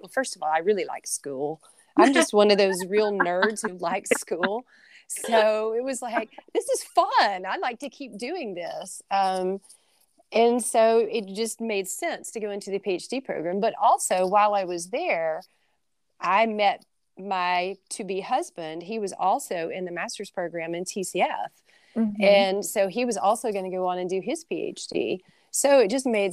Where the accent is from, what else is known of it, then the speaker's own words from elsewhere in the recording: Jasper, Alabama, United States; moved away as an adult; also born or lived in Tuscaloosa, Alabama; now in Mississippi, United States; I'm actually from Jasper, Alabama, which is about an hour from Tuscaloosa.